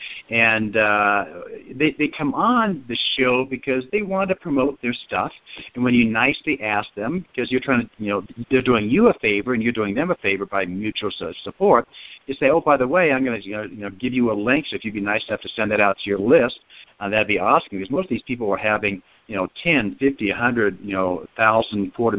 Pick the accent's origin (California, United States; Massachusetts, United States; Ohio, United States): Ohio, United States; I grew up in Ohio